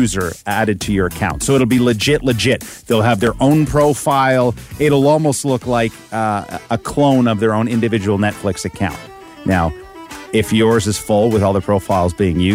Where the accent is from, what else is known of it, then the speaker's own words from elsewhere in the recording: Ontario, Canada; growing up in Ripley and Chatham and good old Terre, Ontario, it's good. It was good for us.